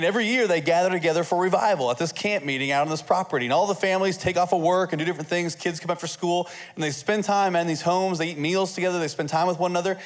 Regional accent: Indiana, United States; I'm from Indiana

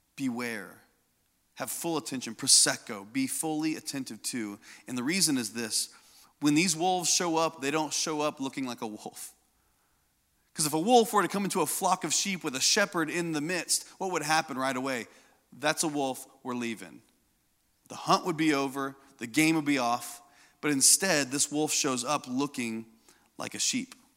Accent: Indiana, United States; I grew up in Indiana.

